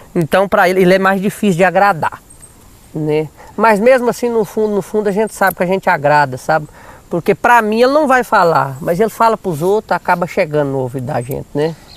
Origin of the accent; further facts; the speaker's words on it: Paracatu, Minas Gerais, Brazil; now in Natalândia, Brazil; eu nasci lá, em Paracatu